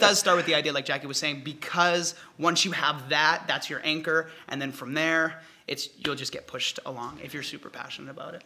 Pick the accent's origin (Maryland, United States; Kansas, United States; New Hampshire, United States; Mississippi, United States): New Hampshire, United States; moved away as an adult; now in Los Angeles, United States; I'm from New Hampshire, and what took me out west to beautiful Los Angeles